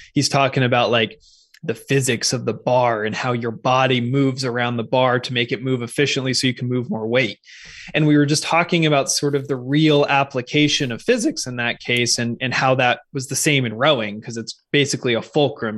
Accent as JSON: {"language": "English", "town": "Seattle", "region": "Washington", "country": "United States", "tie": "born or raised there", "also_born_or_lived": "California", "moved": "as an adult", "said": "I'm originally from the Pacific Northwest, so I grew up in Seattle, well, just on the east side of Lake Washington"}